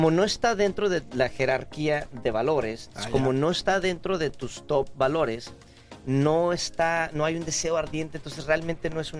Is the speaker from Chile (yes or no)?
no; Mexico; de México.